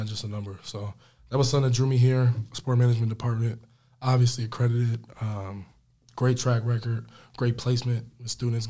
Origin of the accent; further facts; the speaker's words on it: Cheektowaga, New York, United States; moved away as an adult; now in Rochester, United States; Come from right around Buffalo, New York, so right outside suburbs, Cheektowaga. Smaller school, but, you know, a lot of people, you know everybody, you know, close, tight-knit community.